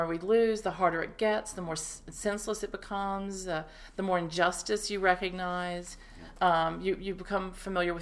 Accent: Appalachia, Virginia, United States; moved away as an adult; now in Maine, United States; I'm from Appalachia, really, which is the part of Virginia that meets with North Carolina, Tennessee, and Kentucky

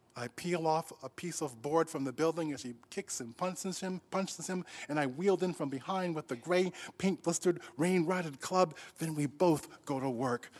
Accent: Rochester, New York, United States; when I grew up, um, in Rochester, New York, um, I actually was growing up in the South

